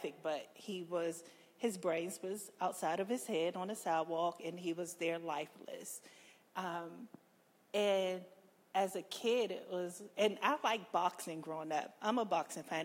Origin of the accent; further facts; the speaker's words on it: Washington, District of Columbia, United States; I'm a Washingtonian. I was born and raised in Southeast and Ward 8